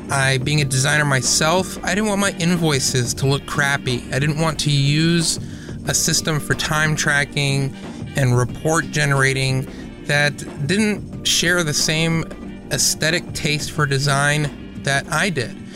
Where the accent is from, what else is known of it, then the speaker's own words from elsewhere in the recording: Canada; I was going to say, except for the fact that he's Canadian, but I'm also Canadian, or at least part Canadian, so that too.